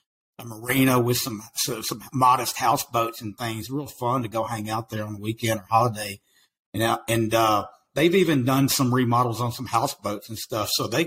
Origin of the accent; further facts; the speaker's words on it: East Texas, United States; accent: country accent; now in Waco, United States; I'm in Waco, Texas, man. I grew up in East Texas, and man, people from Texas tell me, they say, hey, dude, man, your accent is crazy, man. You've got a country accent.